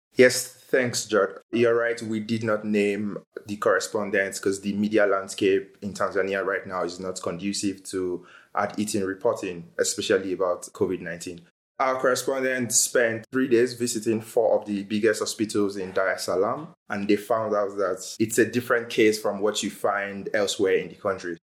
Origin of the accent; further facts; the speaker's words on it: Nigeria; now in South Africa; As a Nigerian living in South Africa